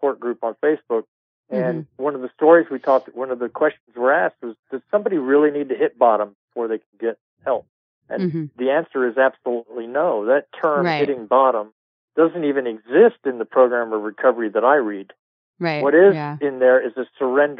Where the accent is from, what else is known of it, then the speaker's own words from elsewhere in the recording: Edinburgh, Scotland, United Kingdom; I come from Edinburgh, Scotland